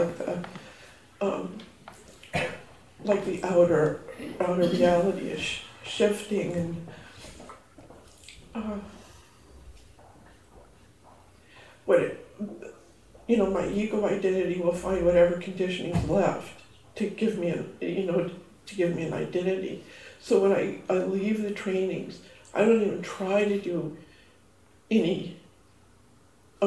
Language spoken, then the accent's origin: English; Canada; also born or lived in United States; my Canadian passport